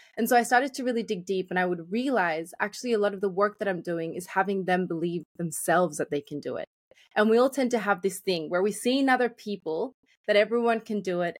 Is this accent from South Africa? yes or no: no; Australia; I grew up in Australia, but I came when I was quite young